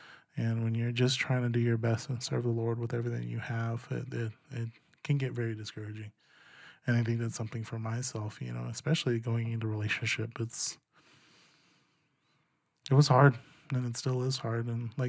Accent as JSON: {"language": "English", "town": "Gila River", "region": "Arizona", "country": "United States", "tie": "born or raised there", "said": "I am half Zuni and half Pima. I grew up down in Gila River, south of Phoenix."}